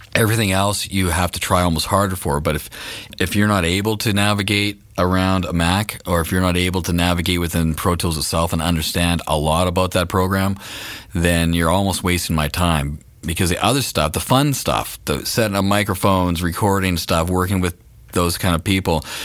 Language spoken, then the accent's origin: English; Canada; we're Canadian, so we are up in Canada